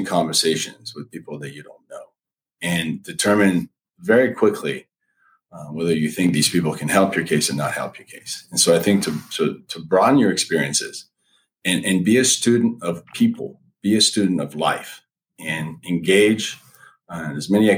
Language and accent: English; France; moved away; I'm originally from France